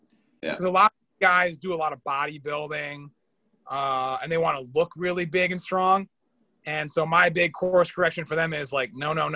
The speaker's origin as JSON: {"language": "English", "region": "Connecticut", "country": "United States", "tie": "born or raised there", "also_born_or_lived": "Chicago, Illinois, United States", "said": "I'm from Connecticut, but I was born in Chicago"}